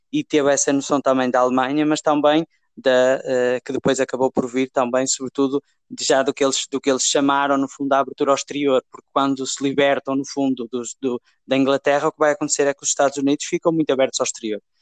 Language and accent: Portuguese; Portugal